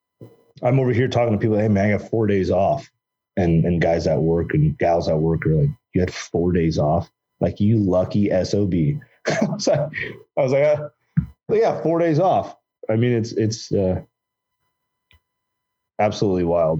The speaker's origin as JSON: {"language": "English", "area": "East Bay, San Francisco Bay Area", "region": "California", "country": "United States", "tie": "born or raised there", "moved": "yes", "lives_now": "Southern Oregon, United States", "said": "I grew up in the San Francisco Bay Area, the Eastern Bay Area, and grew up to immigrant mother and father came from India"}